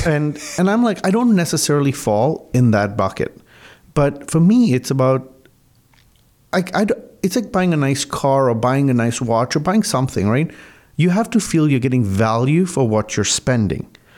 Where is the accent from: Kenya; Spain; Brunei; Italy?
Kenya; Mombasa, Mombasa County; also born or lived in Canada / United States / England; now in Burlington, Canada; I was born actually in Mombasa, Kenya, which is on the eastern coast of Africa where my family's been for about three generations.